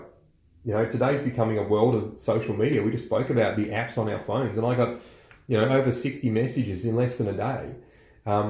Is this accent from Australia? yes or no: yes; Australia; We're Aussie blokes, we're dads, and we're entrepreneurs.